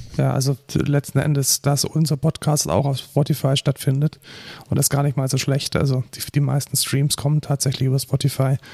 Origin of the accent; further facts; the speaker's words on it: near Munich, Bavaria, Germany; Also ich bin ja aus der Nähe von München